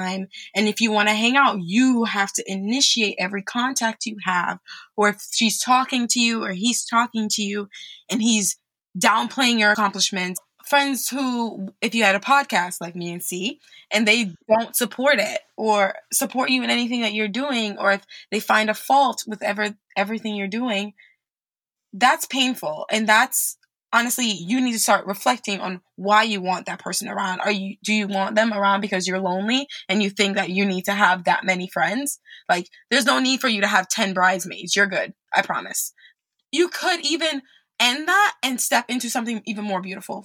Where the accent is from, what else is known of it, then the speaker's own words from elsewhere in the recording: New York, United States; moved away as an adult; also born or lived in France; now in Texas, United States; I'm from New York